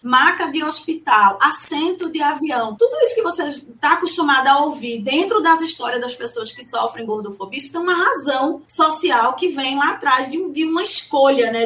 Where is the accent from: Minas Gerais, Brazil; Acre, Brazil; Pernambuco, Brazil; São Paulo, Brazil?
Pernambuco, Brazil; Recife; Eu sou uma pessoa muito carnavalesca, como uma boa recifense